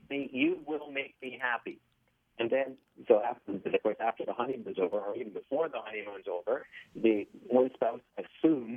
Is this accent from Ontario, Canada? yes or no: yes; Toronto, Ontario, Canada; I grew up in Don Mills